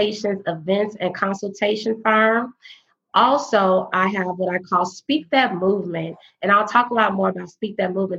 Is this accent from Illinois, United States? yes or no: yes; south of Chicago, Illinois, United States; moved away as an adult; also born or lived in Bloomington, Illinois; now in Dallas, United States; I am from Illinois, south of Chicago. I was relocated to Dallas, Texas in 2012